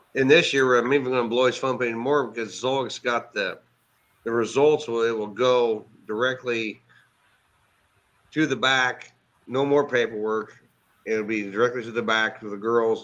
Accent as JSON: {"language": "English", "town": "Cowden", "region": "Illinois", "country": "United States", "lives_now": "Effingham, United States", "said": "I'm actually from Cowden, which is okay. about 25 miles northwest of here"}